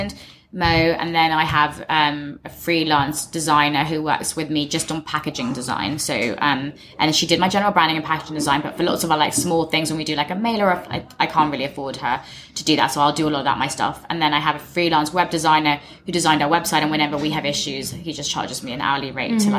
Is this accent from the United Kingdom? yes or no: yes; England, United Kingdom; I'm not English, but I grew up in England.